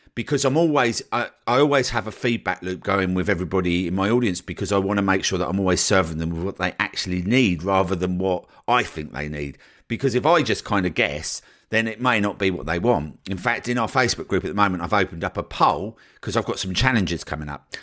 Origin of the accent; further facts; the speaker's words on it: United Kingdom; as a Brit